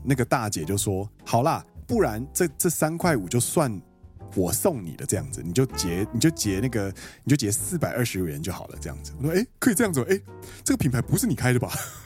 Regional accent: Kaohsiung, Taiwan; moved away as an adult; now in Japan; 其实身为高雄人来说

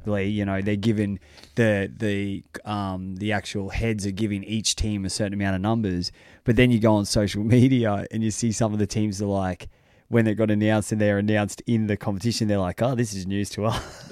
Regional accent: United States; I'm an American

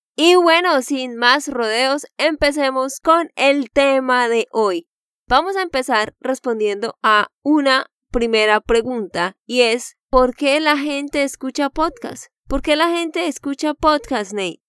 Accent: Santander, Colombia; de Santander, Colombia

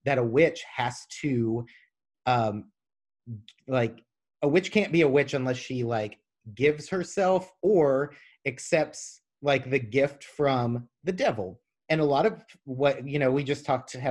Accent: the South, United States; I'm from the South

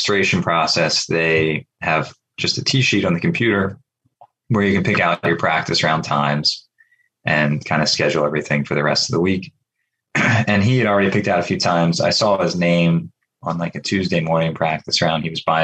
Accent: Pennsylvania, United States; my home state

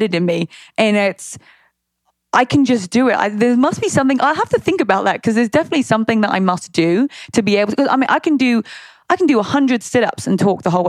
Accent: United Kingdom; accent: British; moved away as an adult; also born or lived in Long Beach; now in United States; I'm going to use my British accent

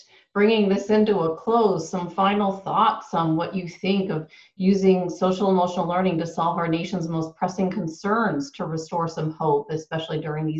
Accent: Toronto, Ontario, Canada; I grew up in Toronto

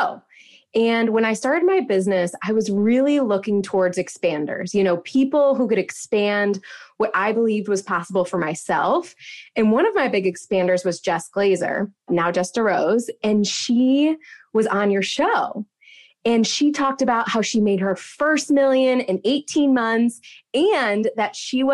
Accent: Midwest, United States; I grew up in the Midwest

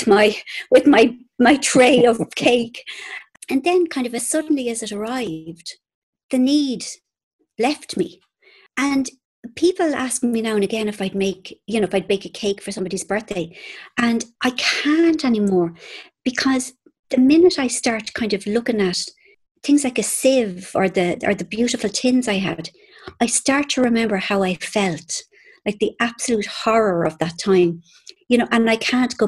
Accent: Ireland; I'm Irish

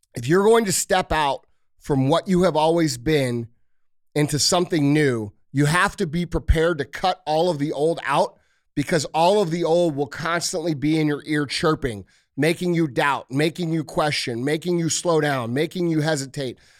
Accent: St. Louis, Missouri, United States; I'm from Saint Louis

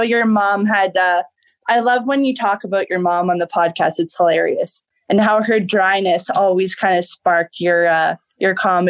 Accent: Toronto, Ontario, Canada; And I'm from Toronto, and I'm an engineer.

